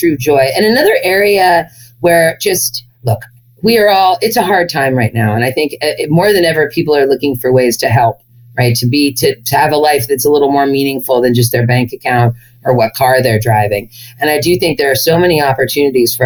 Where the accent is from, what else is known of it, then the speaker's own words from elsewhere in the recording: Berkeley, California, United States; as a white, relatively privileged girl growing up in Berkeley, California